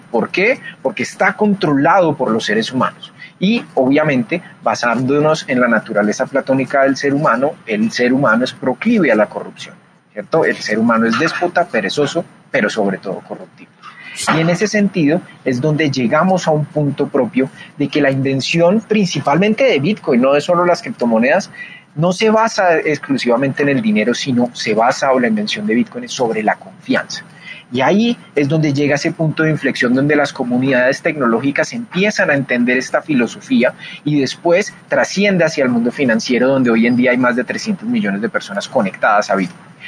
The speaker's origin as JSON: {"language": "Spanish", "country": "Colombia", "said": "en mi país, en Colombia"}